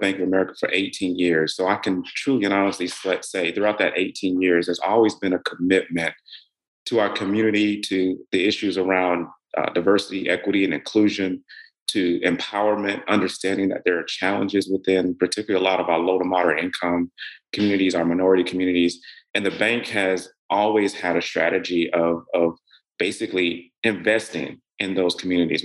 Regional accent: Middle Georgia, United States; also born or lived in Atlanta, Georgia; I grew up in Middle Georgia

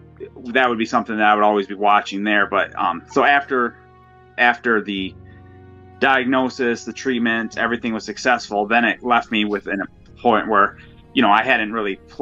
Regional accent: Michigan, United States; I'm from Michigan.

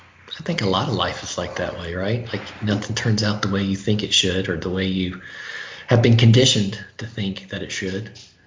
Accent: the South, United States; particularly growing up in the South.

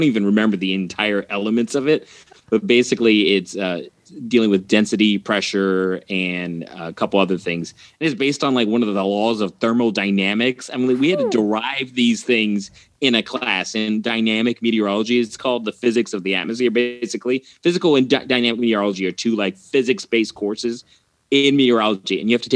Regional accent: St. Louis, Missouri, United States; moved away as an adult; also born or lived in Grand Junction, Colorado; now in New Zealand; I was fortunate that there was one in my hometown. So I got to stay home in St. Louis after high school and get my degree

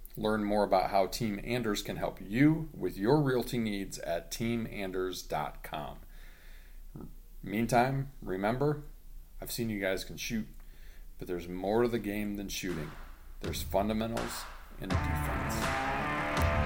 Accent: Central Indiana, United States; growing up in Central Indiana

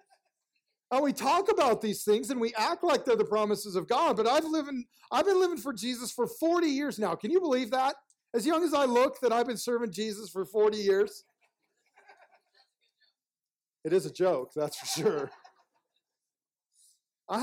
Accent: United States

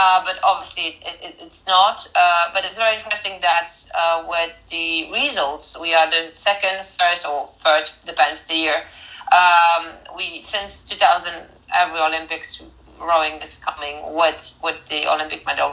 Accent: Poznań, Greater Poland, Poland; I was studying physiotherapy at Academy of Physical Education in Poznań. In my hometown in Poland

